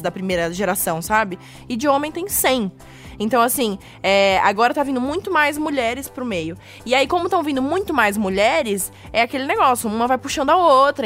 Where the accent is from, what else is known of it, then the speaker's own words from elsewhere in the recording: Florianópolis, Santa Catarina, Brazil; moved away as an adult; now in São Paulo, Brazil; sou de Florianópolis.